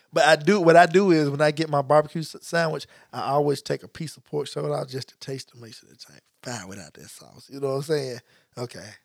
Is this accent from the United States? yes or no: yes; Memphis, Tennessee, United States; moved away; what I grew up eating in Memphis